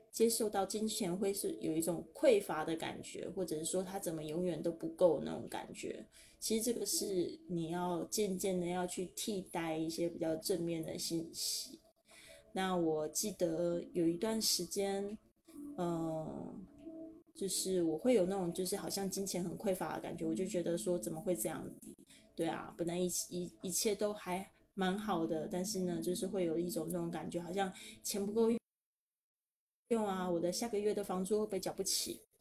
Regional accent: Keelung, Taiwan; also born or lived in Spain; 搬到基隆的小渔村，我一直都还蛮怀念那个渔村的生活

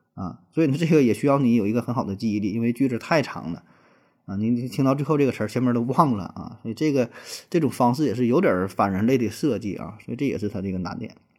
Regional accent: China; 作为中国人啊，特别是咱们这一代八零后、九零后

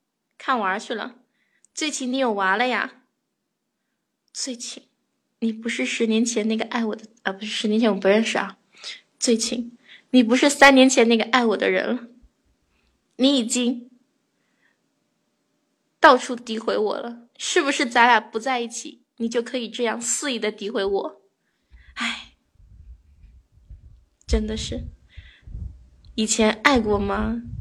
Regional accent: Jiangsu, China; 我是江苏的，我是江苏下面一个小城市的。

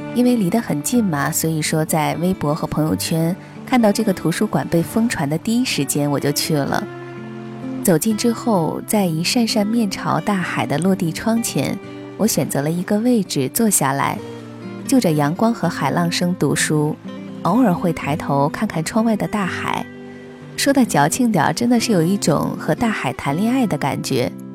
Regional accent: Qinhuangdao, Hebei, China; now in Xianyang, China; 秦皇岛是家乡，而咸阳是我工作和生活的地方

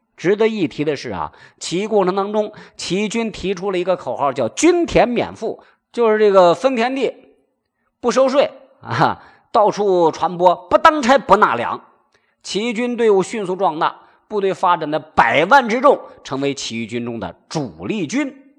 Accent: Shaanxi, China; 他是咱们陕西人的一个老乡儿

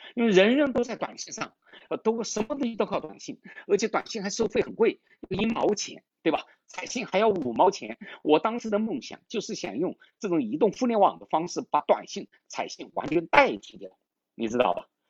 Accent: Changsha, Hunan, China; moved away as an adult; also born or lived in Hefei, China / Indiana, United States; 我是湖南长沙人，呃，我一直在长沙长大

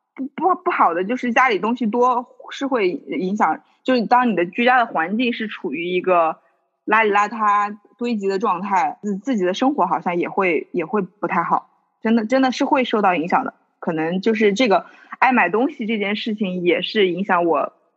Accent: Hubei, China; 我作为一个湖北人

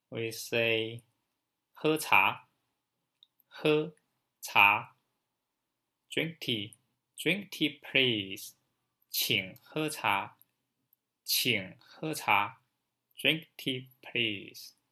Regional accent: China; from China.

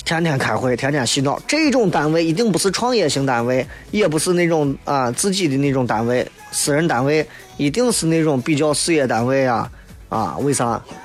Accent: Shaanxi, China; 我们陕西人

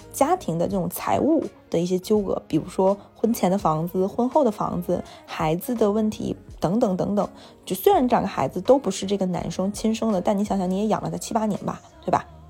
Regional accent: Jilin, China; now in Shanghai, China; 就我在上海和我在吉林

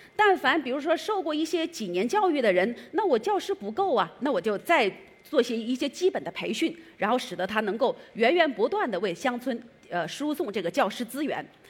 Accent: Changsha County, Hunan, China; moved away as an adult; now in Beijing, China; 我呢是那个来自湖南省长沙县第六中学，我的高中是在这儿读的

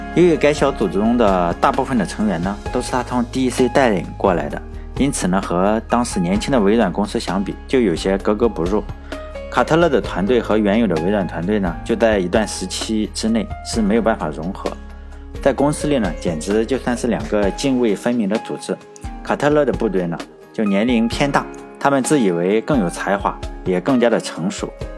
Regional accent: China; 毕竟我是中国人

